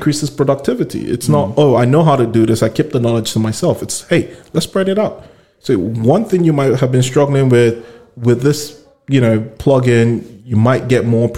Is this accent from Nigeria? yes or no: yes; Nigeria; moved away; I come in from Nigeria